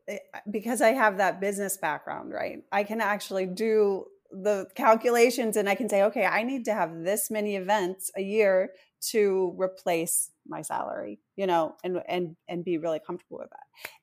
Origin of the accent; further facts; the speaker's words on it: East Coast, United States; now in Los Angeles, United States; I come from the East Coast and moved to LA in 2016.